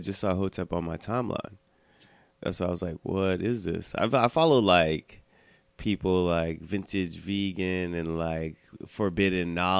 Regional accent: United States; I'm Haitian enough, but it's just like I'm not. I'm American enough. It's just like I'm not black.

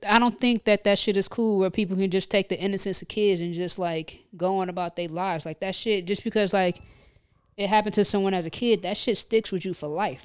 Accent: Midwest, United States; now in New Jersey, United States; I'm from the Midwest

